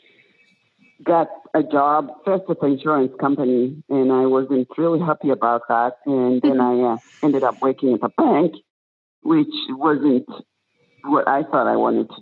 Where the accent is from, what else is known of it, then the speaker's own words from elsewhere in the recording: Tanzania; moved away as an adult; also born or lived in Nebraska, United States; now in San Francisco, United States; I was born in Tanzania, but I moved here in the mid-70s, and then I went to college in Nebraska.